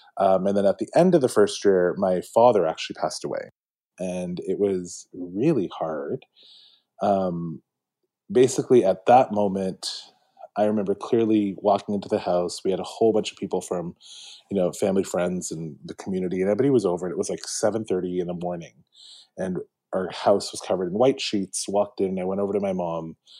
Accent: Mississauga, Ontario, Canada; I grew up in Malton, so right by the airport, uh, right by Pearson

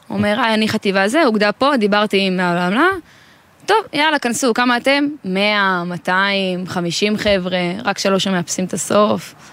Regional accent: Sha'arei Tikva, Judea and Samaria, Israel; now in Pardes Hanna, Israel; אני מפרדס חנה, במקור משערי תקווה.

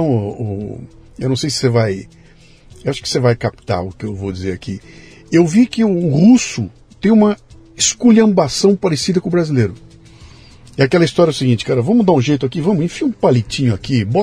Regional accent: Bahia, Brazil; Ah, eu sou da Bahia.

